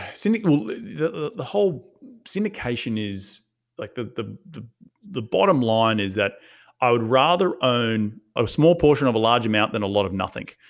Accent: Australia; moved away as an adult; now in United States; went back to Australia a bunch of times to, to, to check on my family 'cause I'm from Australia

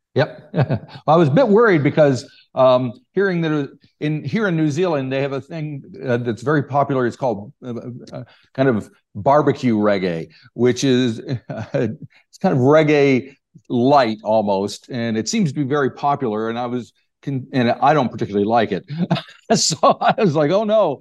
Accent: United States; accent: American; despite my American accent

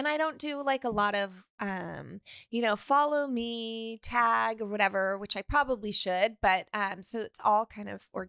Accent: Sonoma, California, United States; Oh, I'm from Sonoma, California.

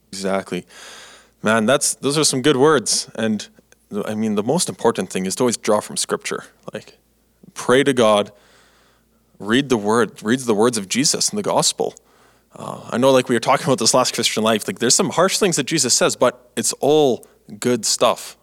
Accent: Canada; I've been growing up in Canada here my life when I was younger

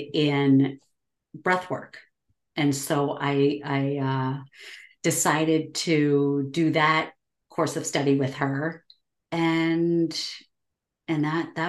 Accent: New England, United States; I grew up in New England, born and raised, and been here most of my life.

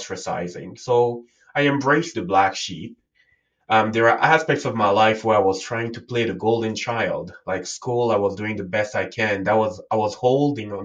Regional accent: Cameroon; I was born and raised in Africa, and in Cameroon, it's somewhere in Central Africa. And I grew up there.

